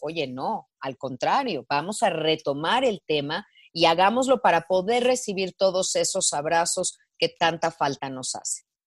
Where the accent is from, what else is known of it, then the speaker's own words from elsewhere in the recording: Mexico; mi país, eh, en México